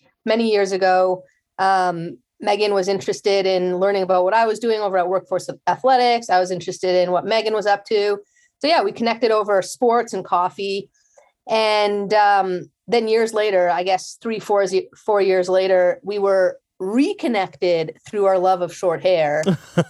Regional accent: Canada; now in San Francisco, United States; I'm Canadian.

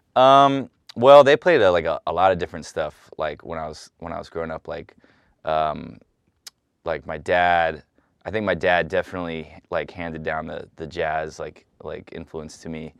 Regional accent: San Francisco, California, United States; moved away; the neighborhood I grew up in. I grew up on, like, twenty-third and Dolores

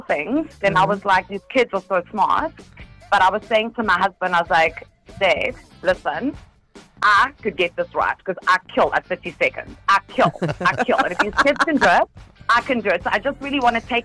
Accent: Johannesburg, Gauteng, South Africa; now in Stanger, South Africa; I'm originally from Joburg

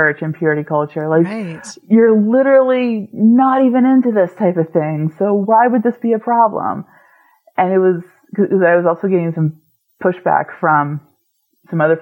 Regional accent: New England, United States; I grew up in New England

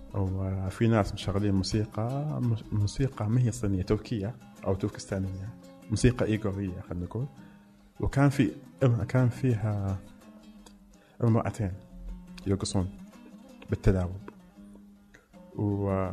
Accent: Mecca, Makkah Province, Saudi Arabia; now in Riyadh, Saudi Arabia; انا فعلا من مكه انا ما فقدت راسي من مكه ما كذبت بس اني يعني انسان عايش بالرياض

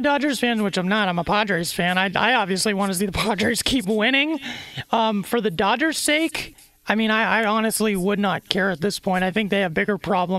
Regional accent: San Diego, California, United States; Another thing you got to know about me, I'm born and raised in San Diego.

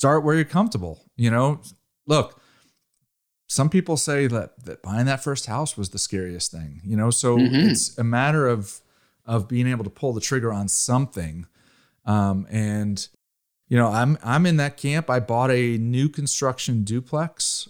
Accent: Connecticut, United States; also born or lived in Rhode Island; I'm originally from Connecticut, so I'm pretty familiar with the East Coast. I went to the school, University of Rhode Island, and I grew up in Connecticut

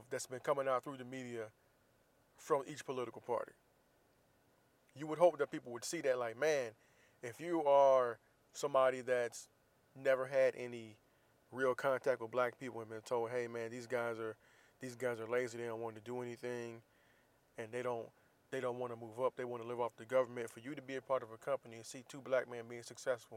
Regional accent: Florida, United States; moved away; growing up in the South, especially growing up in Florida

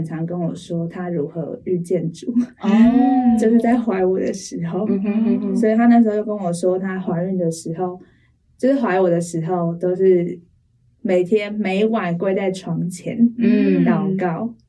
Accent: Taipei, Taiwan; accent: Taiwanese Mandarin; also born or lived in Taoyuan; 然后我出生在台北，

